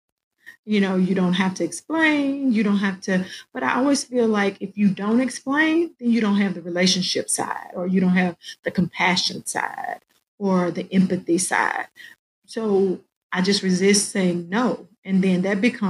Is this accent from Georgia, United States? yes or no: no; Arkansas, United States; moved away as an adult; now in Fayetteville, United States; I was in a small district, my hometown